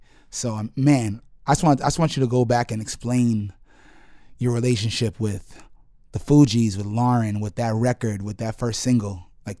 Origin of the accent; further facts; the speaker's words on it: New York City, New York, United States; I'm also a Jamaican American kid. We both have West Indian backgrounds, so we clicked on that right away. In New York City, growing up in New York City, which you know what that's like.